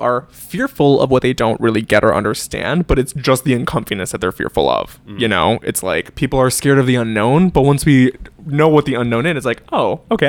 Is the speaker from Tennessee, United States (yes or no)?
no; Chicago, Illinois, United States; born and raised in Chicago is because it was so diverse.